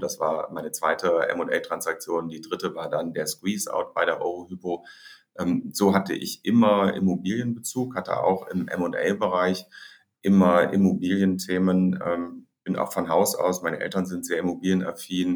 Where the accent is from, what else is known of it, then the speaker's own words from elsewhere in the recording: Hamburg, Germany; also born or lived in Heidelberg; Ich bin geboren in Hamburg